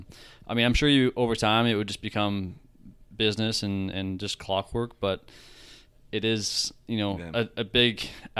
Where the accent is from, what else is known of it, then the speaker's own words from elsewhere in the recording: Canada; as a Canadian, you know, leaving one autograph unsigned out there